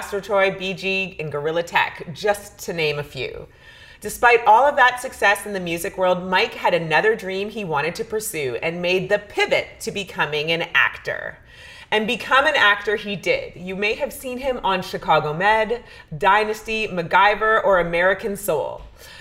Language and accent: English; Canada; now in United States; I'm from Canada